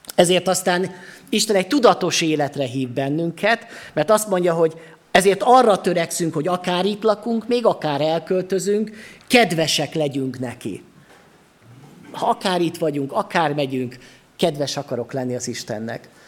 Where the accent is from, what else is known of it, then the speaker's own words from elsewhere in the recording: Sopron, Győr-Moson-Sopron, Hungary; now in Gyula, Hungary; itthon vagyok én most Gyulán, de lehet, hogy otthon érzem magamat Sopronba, mert ott van az én otthonom, ott nőttem föl